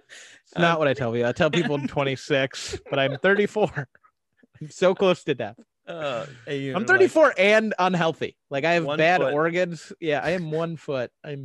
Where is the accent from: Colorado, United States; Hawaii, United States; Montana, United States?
Montana, United States; Because I'm gay and from Montana.